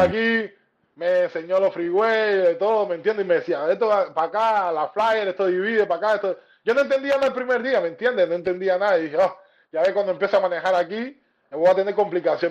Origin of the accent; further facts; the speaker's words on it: Cuba; moved away as an adult; also born or lived in Argentina; now in Miami, United States; somos muy pocos cubanos, sí, somos muy pocos cubanos